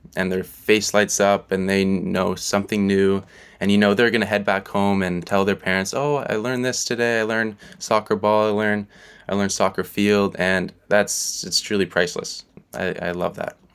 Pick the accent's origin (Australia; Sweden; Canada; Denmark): Canada; Vancouver, British Columbia; moved away as an adult; now in Kingston, Canada; growing up in Vancouver all my life